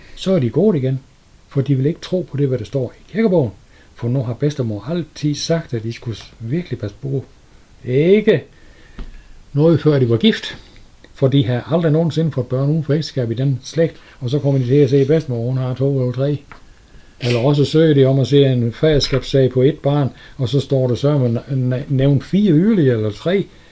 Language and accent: Danish; Sønderborg, Southern Denmark, Denmark; Jeg er født i Sønderborg